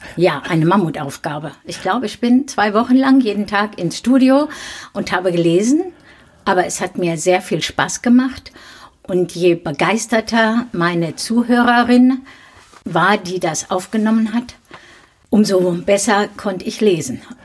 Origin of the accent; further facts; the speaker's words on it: Dinslaken, North Rhine-Westphalia, Germany; in Dienstlaken, da wo ich geboren bin